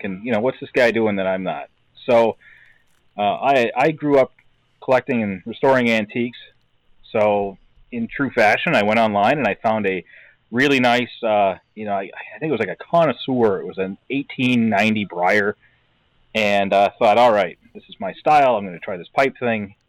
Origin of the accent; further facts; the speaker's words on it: Brantford, Ontario, Canada; moved away as an adult; now in Wisconsin, United States; I actually grew up in Brantford, Ontario, in Canada